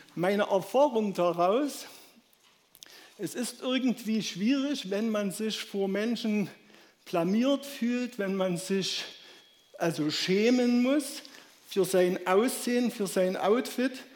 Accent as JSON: {"language": "German", "region": "Saxony", "country": "Germany", "accent": "Saxon", "said": "meinen sächsischen Dialekt"}